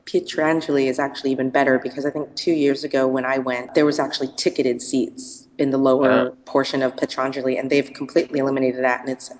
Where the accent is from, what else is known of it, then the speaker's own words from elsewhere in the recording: United States; I'm from the States.